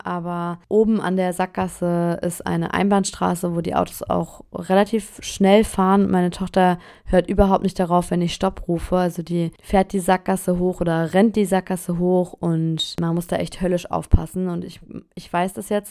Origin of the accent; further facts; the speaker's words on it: Germany; now in France; ich bin nun mal Deutsche